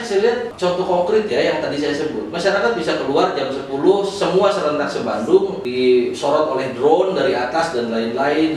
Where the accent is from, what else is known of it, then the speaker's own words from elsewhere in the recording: Indonesia; kita bangsa Indonesia